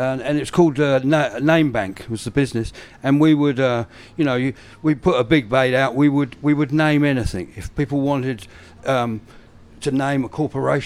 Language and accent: English; Brighton, South East England, United Kingdom; now in New Zealand; I'm from Brighton.